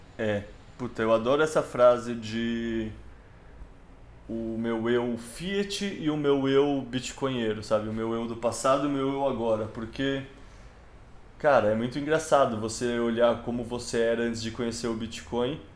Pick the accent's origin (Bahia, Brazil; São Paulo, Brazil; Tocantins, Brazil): São Paulo, Brazil; eu sou de São Paulo e quando eu era moleque tinha aquelas campanhas de frases de outdoor